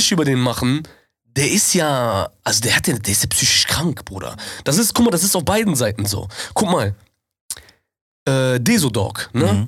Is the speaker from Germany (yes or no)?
yes; Germany; wir sind Deutsche